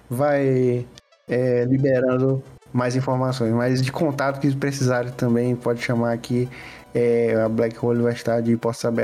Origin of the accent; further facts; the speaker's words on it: Piripiri, Piauí, Brazil; sou de Piripiri, eu sou do interior do Piauí.